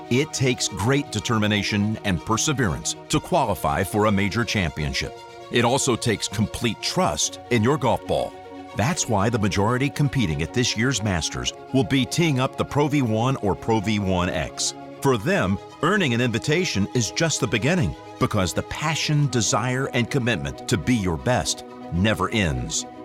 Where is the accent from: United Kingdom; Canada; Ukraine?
United Kingdom; Scotland; Actually, I'm for Scottish, you, it's, it's nice